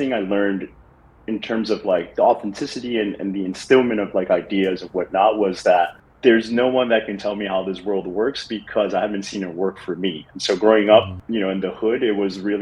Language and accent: English; New York City, New York, United States; moved away as an adult; now in Miami, United States; Growing up in the Bronx